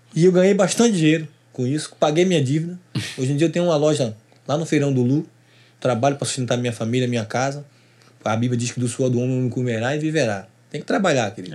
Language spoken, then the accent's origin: Portuguese; Duque de Caxias, Rio de Janeiro, Brazil; Eu fui nascido e criado em Caxias, nessa parte lá onde eu moro, onde tem a Maranata